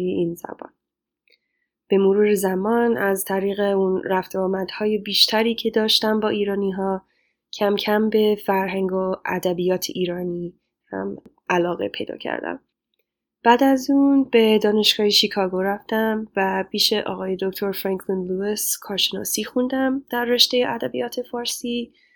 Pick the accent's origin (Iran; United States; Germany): United States; Los Angeles, California; Persian is a second language; moved away as an adult; also born or lived in Chicago / Cambridge; now in Rhode Island, United States; من پیش جامعه بزرگی از ایرانیان مقیم خارج از کشور در لس آنجلس بزرگ شدم